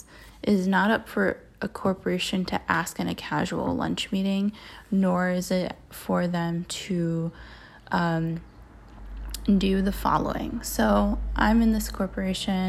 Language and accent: English; Maryland, United States; I grew up in Maryland, which is fairly conservative